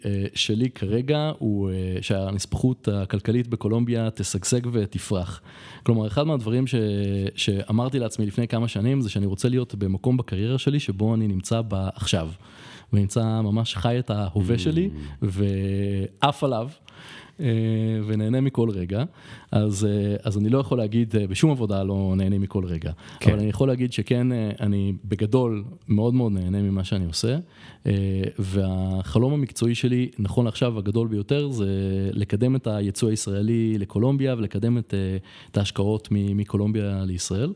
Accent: Israel; moved away as an adult; now in Colombia; בתור ישראלי

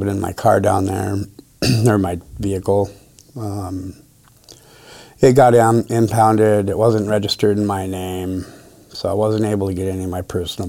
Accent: Midwest, United States; now in Grants Pass, United States; technically, Grants Pass isn't even my hometown. I'm from the Midwest.

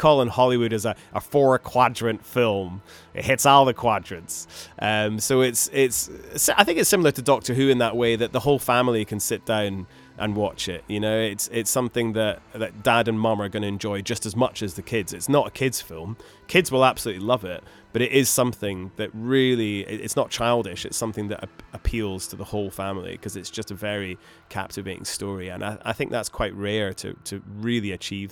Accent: Scotland, United Kingdom; growing up in Scotland

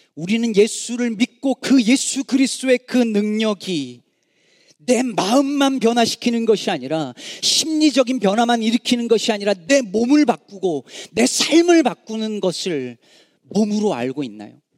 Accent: Jecheon, North Chungcheong, South Korea; born or raised there; moved away as an adult; now in Chicago, United States

